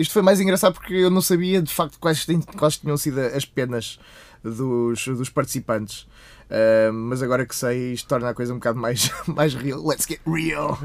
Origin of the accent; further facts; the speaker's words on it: Portugal; Somos portugueses.